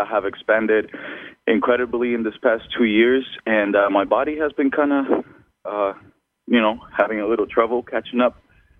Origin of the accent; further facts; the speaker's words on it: El Salvador; now in California, United States; I'm actually, I'm from El Salvador